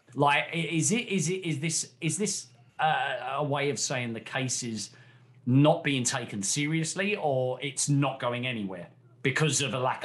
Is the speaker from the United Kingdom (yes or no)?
yes; United Kingdom; ourselves being British